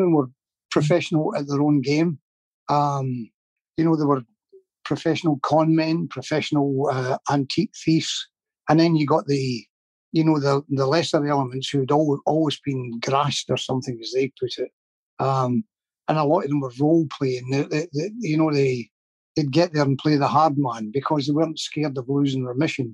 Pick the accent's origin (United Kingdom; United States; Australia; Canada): United Kingdom; Glasgow, Scotland; I can only speak for the area I came from